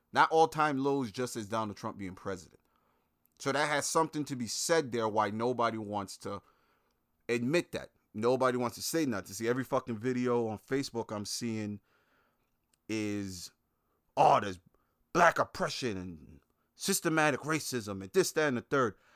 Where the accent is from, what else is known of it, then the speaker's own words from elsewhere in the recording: Brooklyn, New York, United States; moved away; growing up in Brooklyn